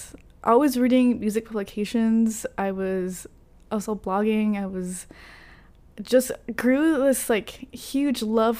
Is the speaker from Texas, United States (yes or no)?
yes; Carrollton, Texas, United States; Yep, I was raised in Carrollton.